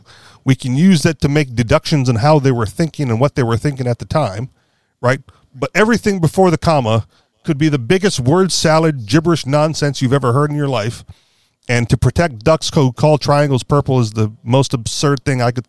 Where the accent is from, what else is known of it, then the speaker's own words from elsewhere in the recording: Hawaii, United States; moved away; I grew up in Hawaii